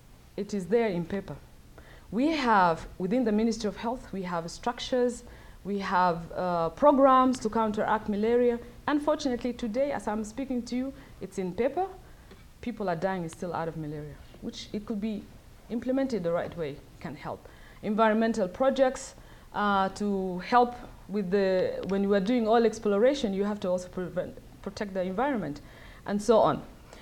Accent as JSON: {"language": "English", "country": "South Sudan", "lives_now": "United States", "said": "but I'm from South Sudan. I live in the US, but most of my time I'm there."}